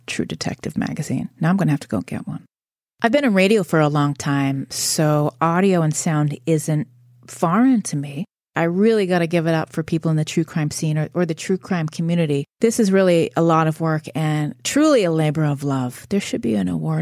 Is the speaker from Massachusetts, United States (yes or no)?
yes; a small town outside of Boston, Massachusetts, United States; I'm from Massachusetts. I grew up in a small town outside of Boston, about 30 miles north